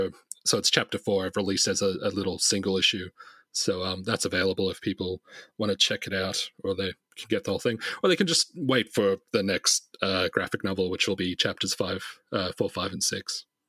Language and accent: English; Sydney, New South Wales, Australia; I'm in Sydney at the moment, yeah. I live in Sydney. Okay. I've been here since I was 9